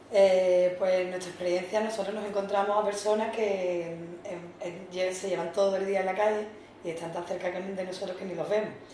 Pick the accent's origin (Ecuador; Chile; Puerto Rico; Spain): Spain; San Fernando, Andalusia; moved away as an adult; now in Algeciras, Spain; soy natural de San Fernando, pero vine aquí a Algeciras por motivos laborales